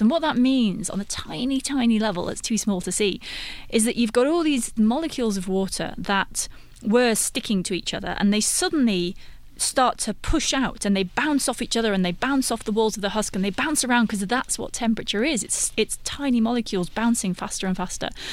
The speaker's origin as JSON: {"language": "English", "country": "United Kingdom", "said": "I'm British"}